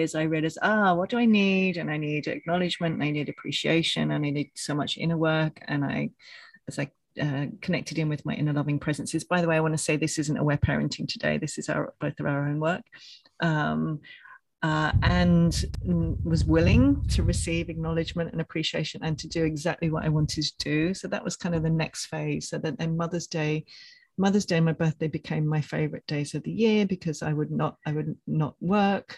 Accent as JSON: {"language": "English", "region": "England", "country": "United Kingdom", "moved": "yes", "lives_now": "Australia", "said": "I'm from England"}